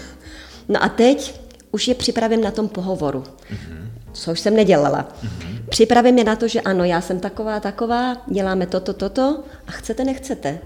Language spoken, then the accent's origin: Czech; Czechia; now in Cyprus; jsem prdlá Češka